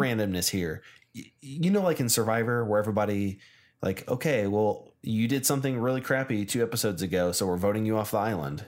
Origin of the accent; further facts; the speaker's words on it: United States; I'm American